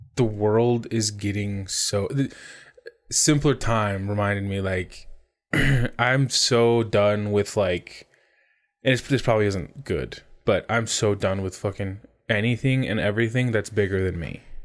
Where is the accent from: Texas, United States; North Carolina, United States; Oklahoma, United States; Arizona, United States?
Arizona, United States; growing up in Arizona